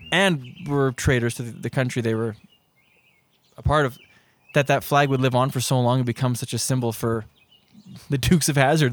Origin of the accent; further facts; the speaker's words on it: Prince Rupert, British Columbia, Canada; I grew up in Prince Rupert